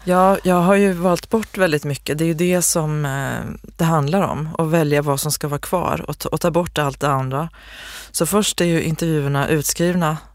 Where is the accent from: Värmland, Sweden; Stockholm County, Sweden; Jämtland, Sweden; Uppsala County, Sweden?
Värmland, Sweden; Osebol; Osebols skull, liksom, byn där jag kommer ifrån